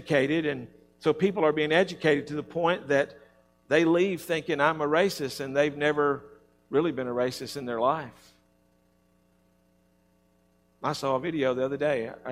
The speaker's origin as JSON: {"language": "English", "region": "Alabama", "country": "United States", "said": "I'm from Alabama"}